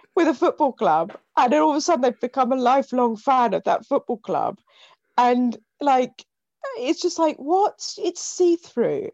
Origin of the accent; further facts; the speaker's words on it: Hythe, South East England, United Kingdom; I grew up in Hythe